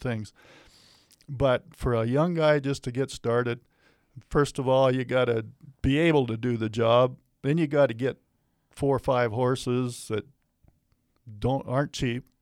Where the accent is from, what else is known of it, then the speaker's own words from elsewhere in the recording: Matador Community Pasture, Saskatchewan, Canada; I was born and raised on the Matador Community Pasture, which is a huge, largest community pasture in Canada.